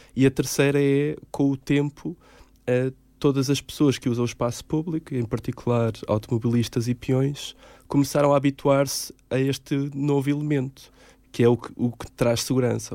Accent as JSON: {"language": "Portuguese", "town": "Caldas da Rainha", "region": "Centro", "country": "Portugal", "tie": "born or raised there", "moved": "yes", "lives_now": "Lisbon, Portugal", "said": "Eu sou de Caldas da Rainha"}